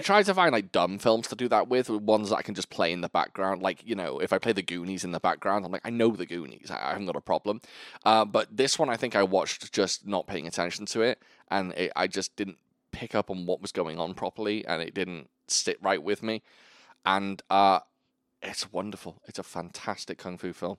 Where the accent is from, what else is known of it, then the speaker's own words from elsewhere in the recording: United Kingdom; I'm British